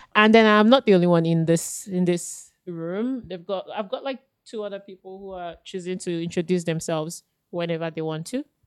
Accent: Nigeria; now in Australia; as a Nigerian who's been like raised in a certain religion, um, as a Christian

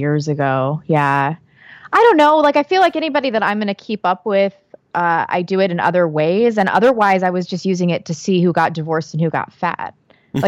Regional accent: St. Louis, Missouri, United States; moved away; I'm from St. Louis, and it was a really like competitive kind of cliquish social environment

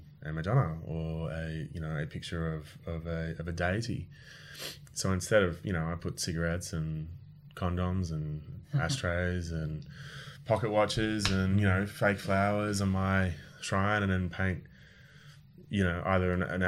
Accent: Australia; moved away as an adult; now in France; we moved to France from Australia

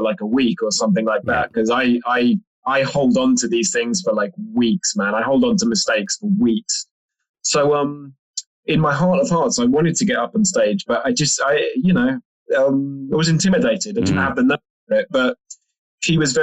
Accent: London, United Kingdom; being a Londoner

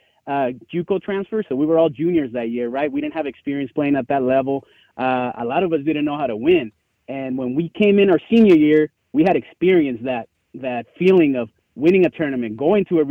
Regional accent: Albuquerque, New Mexico, United States; moved away as an adult; I'm from Albuquerque, New Mexico, and I played in a high school that really didn't have resources

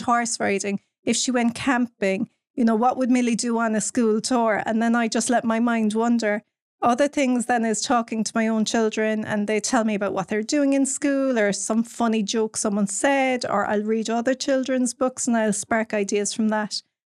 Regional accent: Cork, Munster, Ireland; I'm from Cork, born and bred in Cork

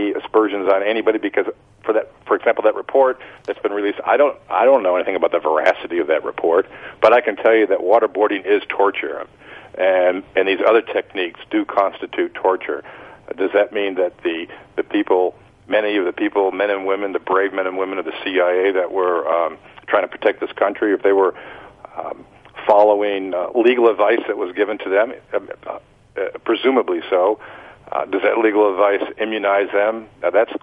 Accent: United States; as an American

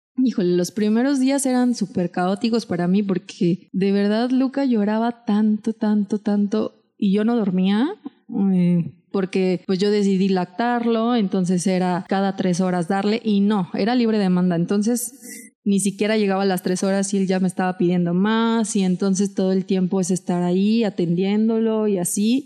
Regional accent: Mexico; tengo 33 años, soy mexicana

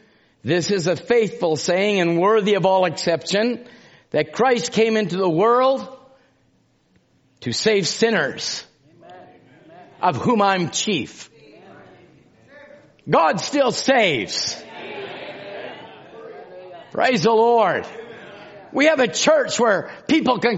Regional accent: Canada; I'm from Canada

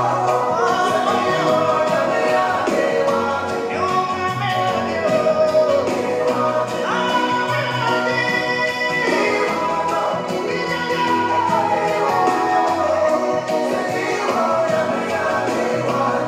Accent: Ghana; I'm a local man. I'm from Ghana.

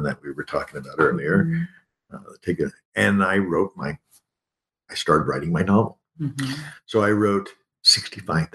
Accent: Kansas, United States; moved away as an adult; also born or lived in Texas; coming from a pretty, you know, low-class Kansas background

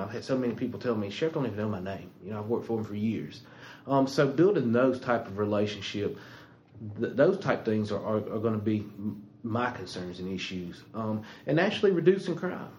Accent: Anderson, South Carolina, United States; I was born and raised here in Anderson County. Went to Anderson schools, graduated from Westside

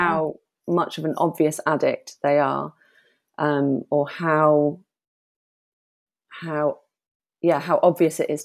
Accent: Bath, South West England, United Kingdom; also born or lived in London; My mum and I moved from London to Bath

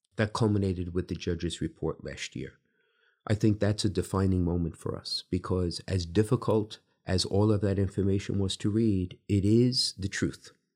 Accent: New York City, New York, United States; now in Bridgeport, United States; growing up in Brooklyn in the time that I did

